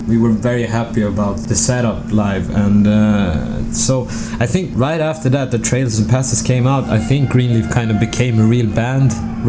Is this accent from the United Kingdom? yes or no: no; Falun, Dalarna County, Sweden; also born or lived in Stockholm; I'm originally from Stockholm, but I grew up in a town called Falun, which is really close to Tommy's town, Borlänge